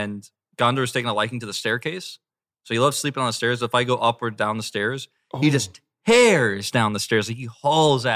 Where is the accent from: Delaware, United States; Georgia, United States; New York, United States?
Georgia, United States; Atlanta; I'm from Atlanta